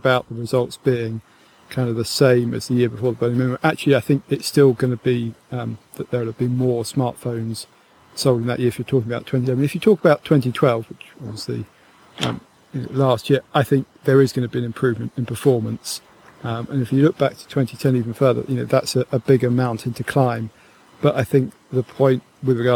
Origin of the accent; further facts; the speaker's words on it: England, United Kingdom; here in Britain